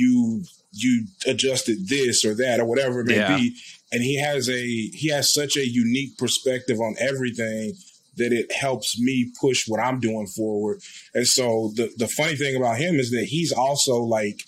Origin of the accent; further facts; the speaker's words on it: Bernice, Louisiana, United States; now in Des Moines, United States; I'm originally from a small town called Bernice, Louisiana